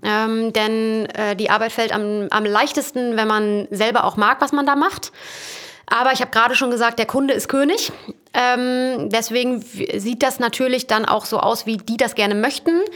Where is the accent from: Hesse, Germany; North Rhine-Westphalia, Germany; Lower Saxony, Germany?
Lower Saxony, Germany; Emsland; also born or lived in Dortmund; als ich dann ins Emsland zurückgezogen bin